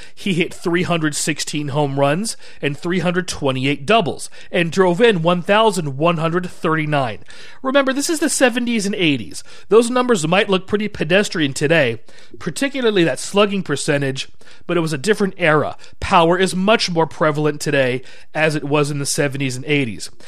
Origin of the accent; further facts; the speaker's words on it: Washington, United States; I'm from Washington.